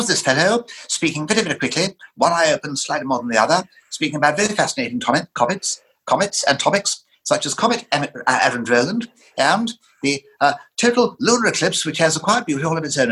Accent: Lancashire, North West England, United Kingdom; I grew up in Lancashire

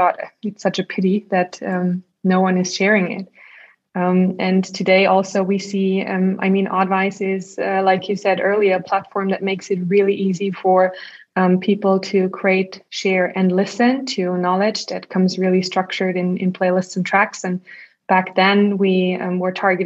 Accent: Salzburg, Austria; also born or lived in Innsbruck; I was commuting a lot between Salzburg and Innsbruck, like my hometown and the city I studied

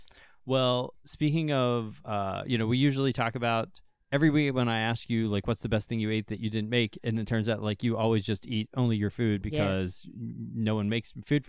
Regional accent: Pennsylvania, United States; now in Ohio, United States; which is in Ohio, and I grew up in Western Pennsylvania, all the grocery stores always had it.

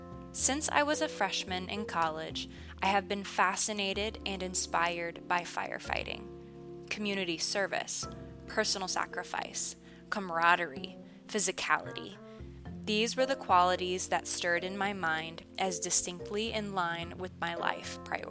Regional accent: Noblesville, Indiana, United States; I have been given the opportunity to start training with the fire department in my hometown of Noblesville

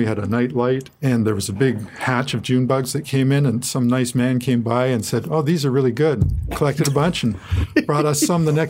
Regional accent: Toronto, Ontario, Canada; That's my hometown.

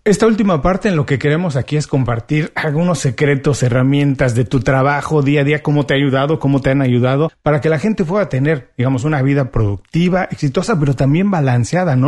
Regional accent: Mexico; soy buen mexicano

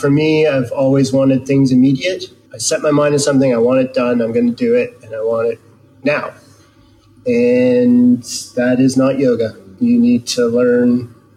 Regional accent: Canada; moved away as an adult; also born or lived in Edmonton, Canada; now in Whangarei, New Zealand; I spent, you know, 30 some years growing up in Canada

